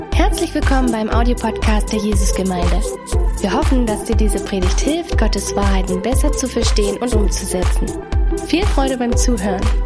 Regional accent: Ottendorf-Okrilla, Saxony, Germany; moved away; also born or lived in Dresden; ich bin in Ottendorf vor Grilla groß geworden

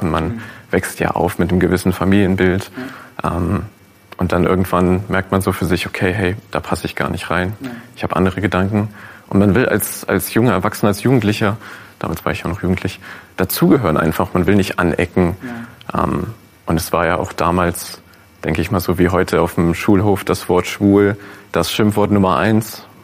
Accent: North Rhine-Westphalia, Germany; Also ich bin sehr ländlich aufgewachsen in NRW

